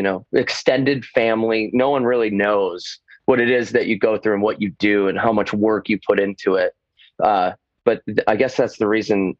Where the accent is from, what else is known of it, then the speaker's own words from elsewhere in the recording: Michigan, United States; now in Florida, United States; I played the drums growing up in Michigan. And when I moved to Florida